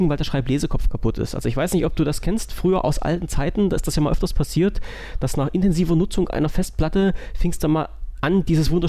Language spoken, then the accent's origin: German; Saxony, Germany; ich bin Sachse, ich darf Itachi sagen.